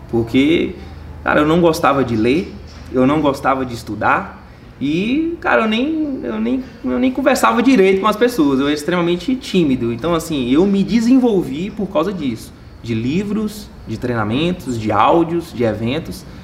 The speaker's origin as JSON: {"language": "Portuguese", "region": "Minas Gerais", "country": "Brazil", "moved": "as an adult", "lives_now": "São Paulo, Brazil", "said": "Por exemplo, foi o meu caso, eu, cara, eu saí de Minas fui para São Paulo."}